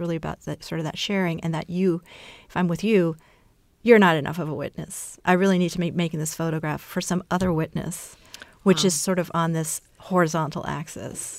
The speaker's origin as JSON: {"language": "English", "country": "Brazil", "tie": "born or raised there", "said": "because my mother's Brazilian, I was born in Brazil."}